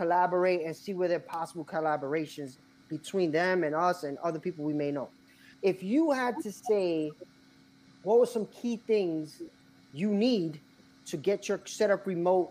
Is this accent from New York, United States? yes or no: yes; New York, United States; oh, we're from New York. Edwin's Dominican, I'm Puerto Rican